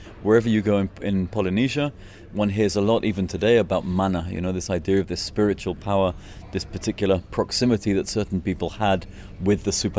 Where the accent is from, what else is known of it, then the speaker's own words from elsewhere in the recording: Scotland, United Kingdom; now in Chile; I'm originally from Scotland, but due to my linguistic studies, I have been living on Easter Island now for the last 17 years.